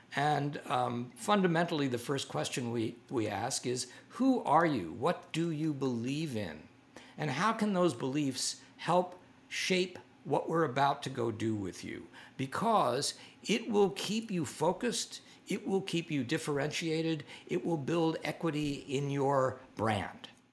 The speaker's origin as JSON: {"language": "English", "town": "New York City", "region": "New York", "country": "United States", "tie": "born or raised there", "said": "I grew up on the Lower East Side and had a, a, a really great introduction to New York art museums"}